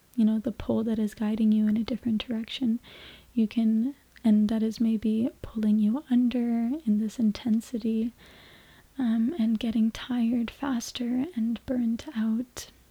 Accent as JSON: {"language": "English", "country": "Canada", "tie": "born or raised there", "also_born_or_lived": "Mexico", "moved": "as an adult", "said": "now me and my partner have found our way into Canada, back in my hometown where I grew up after some years for me being away"}